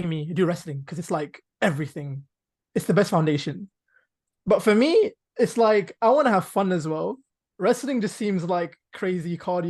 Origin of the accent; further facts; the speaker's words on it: London, United Kingdom; I'm from London.